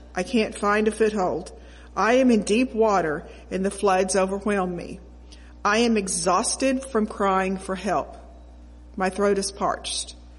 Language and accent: English; Oklahoma, United States; I grew up in Oklahoma